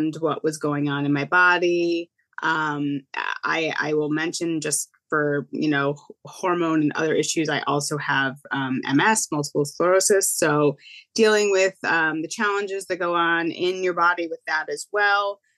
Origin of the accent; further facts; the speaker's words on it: Connecticut, United States; I'm from Connecticut